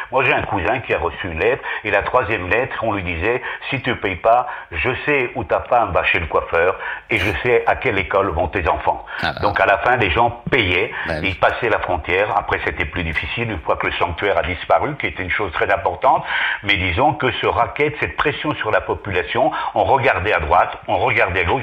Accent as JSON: {"language": "French", "town": "Paris", "region": "Île-de-France", "country": "France", "tie": "born or raised there", "also_born_or_lived": "Basque Country, Spain", "moved": "yes", "lives_now": "Spain", "said": "je proviens de l'exil, je suis né à Paris, mes parents étaient exilés du franquisme"}